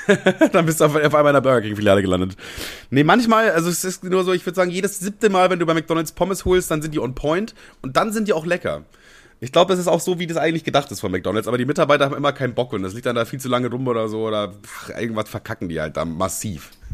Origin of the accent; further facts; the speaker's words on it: Amberg, Bavaria, Germany; also born or lived in Ammerthal; ich bin ja quasi in Amberg groß geworden. Also eigentlich bin ich in Ammertal groß geworden, so ein kleines Dorf in Bayern und äh, bin aber dann irgendwann nach Amberg gezogen und das war dann quasi meine Heimatstadt